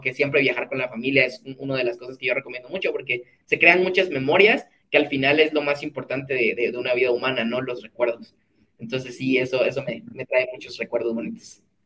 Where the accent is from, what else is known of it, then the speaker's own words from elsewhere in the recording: Guatemala City, Guatemala Department, Guatemala; also born or lived in Mixco; yo soy de Ciudad de Guatemala, em, nací en, en, Ciudad de Guatemala, en una zona específica que se llama Zona 19